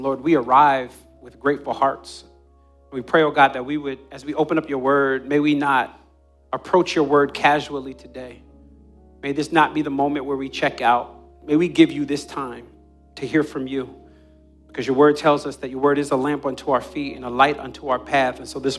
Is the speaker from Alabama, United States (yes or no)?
no; New Jersey, United States; When I was a kid, I grew up on the Jersey Shore, and my friends and I would race from the boardwalk all the way down to the water